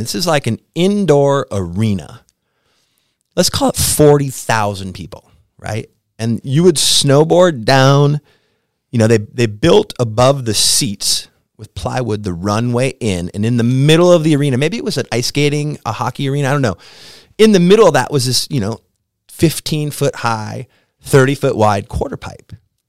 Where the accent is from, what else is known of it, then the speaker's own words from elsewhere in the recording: Wisconsin, United States; now in Gothenburg, Sweden; I'm from Wisconsin, and now I'm in Gothenburg, and there's 60,000 people screaming about me.